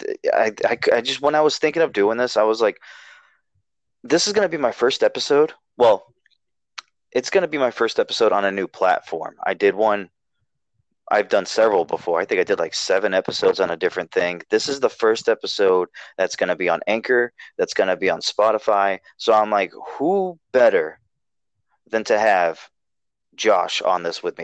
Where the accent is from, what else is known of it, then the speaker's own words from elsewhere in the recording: Massachusetts, United States; now in North Carolina, United States; I'm from Massachusetts. I grew up there. I now live in Carolina, North Carolina